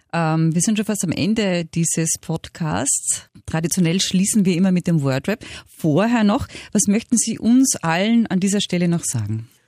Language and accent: German; Austria; bei uns in Österreich